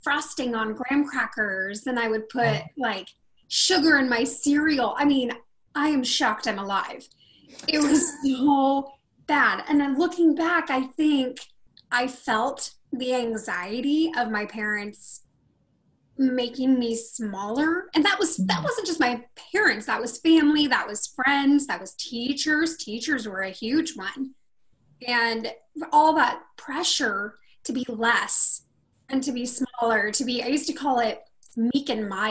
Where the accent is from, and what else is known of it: Rocklin, California, United States; born or raised there; also born or lived in Sacramento, California